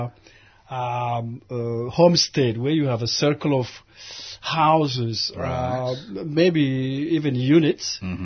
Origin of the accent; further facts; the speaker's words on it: Oromia, Ethiopia; moved away as an adult; also born or lived in Addis Ababa, Ethiopia / Somalia / Kenya; now in Melbourne, Australia; from Addis Ababa towards my hometown, which is the last frontier for Ethiopia to Kenya